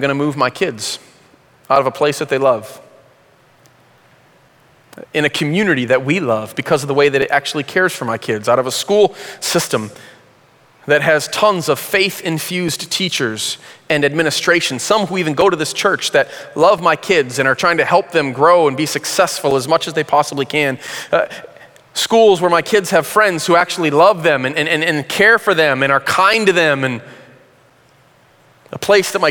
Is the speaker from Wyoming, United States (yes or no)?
no; Flint, Michigan, United States; When I was in high school, I grew up in Flint.